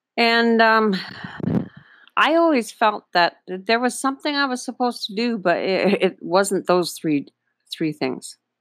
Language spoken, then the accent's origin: English; Northern Ontario, Canada; now in Panama; I was raised in Northern Ontario, Canada